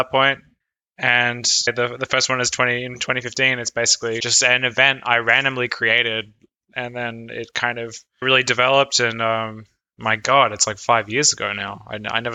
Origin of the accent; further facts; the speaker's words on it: Australia; moved away as an adult; now in Berlin, Germany; I'm from Australia, and I moved to Berlin in 2015.